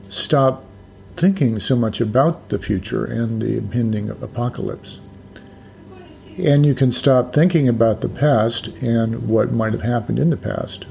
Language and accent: English; United States; growing up in the United States over, quite a few decades now